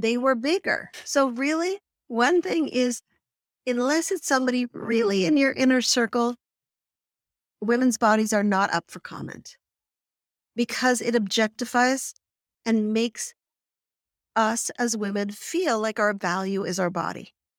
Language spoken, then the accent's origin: English; Canada; I grew up in Canada